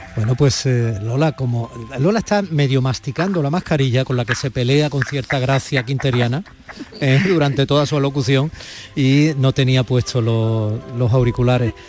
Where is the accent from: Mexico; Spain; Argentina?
Spain; Andalusia; como andaluz